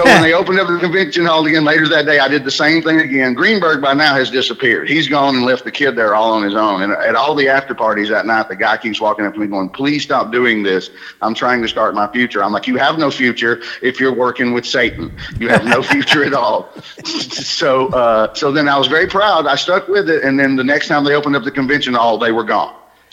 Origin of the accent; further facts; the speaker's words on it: Alabama, United States; now in New York City, United States; I'm from Alabama, but I've lived there for 30 years.